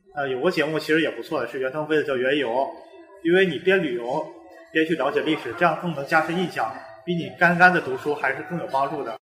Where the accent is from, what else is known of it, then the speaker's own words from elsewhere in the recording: Nanjing, Jiangsu, China; 南京是我的家乡